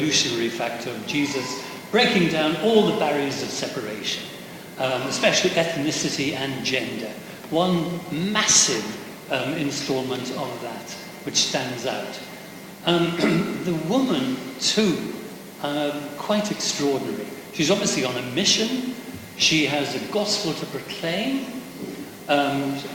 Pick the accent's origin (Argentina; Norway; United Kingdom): United Kingdom; Pembrokeshire, Wales; Growing up in Pembrokeshire, in Wales, schools and the chapels particularly were forever singing versions of this.